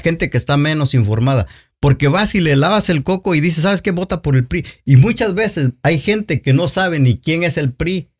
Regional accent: Oaxaca, Mexico; now in United States; yo soy de Oaxaca

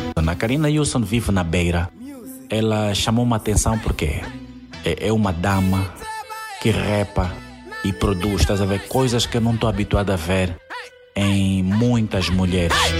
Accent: Angola; also born or lived in Maputo, Mozambique; Não tenho dupla nacionalidade, nem sou moçambicano, sou angolano

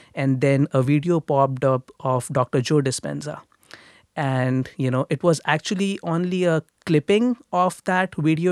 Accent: India; moved away as an adult; now in Toronto, Canada; I grew up in India. I grew up in a middle class family in India.

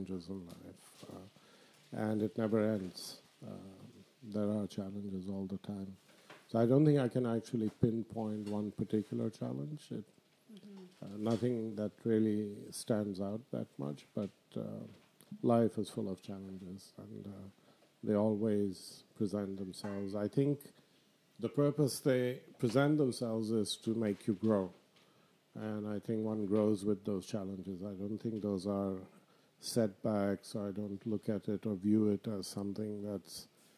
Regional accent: Bangladesh; moved away as an adult; also born or lived in Abu Dhabi, United Arab Emirates; now in Canada; I'm from Bangladesh

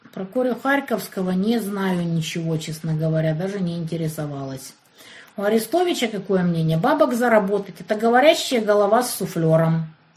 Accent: Kerch, Crimea, Ukraine; moved away; also born or lived in Kyiv, Ukraine; Я вот в Керчи родилась

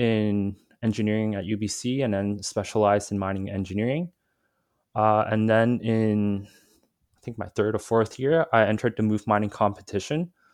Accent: Vancouver, British Columbia, Canada; also born or lived in Hong Kong; So, I was born in Vancouver, but I actually spent maybe around five years in Hong Kong when I was, uh, young, I think from two to seven, two to eight, roughly. Um, and then I moved back here, um, into Vancouver

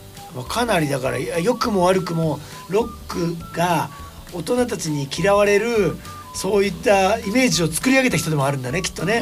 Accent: Kisarazu, Chiba, Japan; うちの地元は木更津

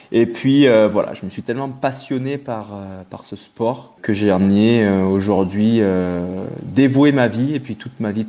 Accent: Guadeloupe, France; j'ai grandi, il faut savoir que j'ai grandi dans les Antilles, en Guadeloupe, où mes parents avaient eu le fou projet d'aller y monter un club de plongée dans les années 80.

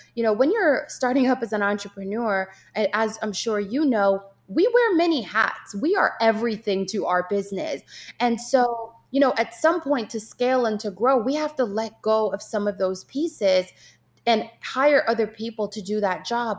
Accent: Jamaica; moved away; growing up in Jamaica with my yaya

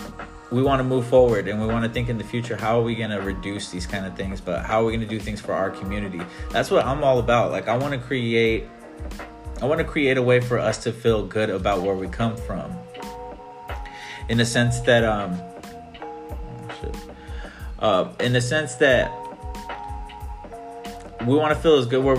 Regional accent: Northwest, United States; make the Northwest my platform for me to amplify my hometown

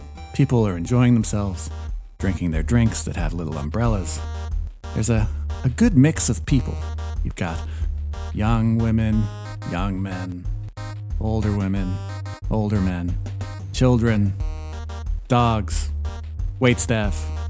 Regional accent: Aruba; I am from Aruba. I do not understand hectares.

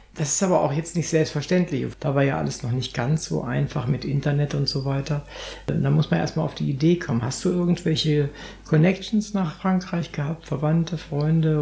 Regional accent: Northern Germany, Germany; als Norddeutscher

